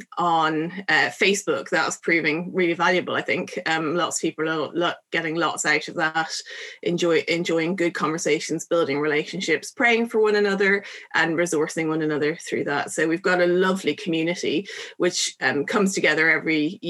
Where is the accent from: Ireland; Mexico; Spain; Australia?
Ireland; Dublin, Leinster; moved away as an adult; also born or lived in Bangor, Northern Ireland; now in England; I come from Dublin and was born and raised there.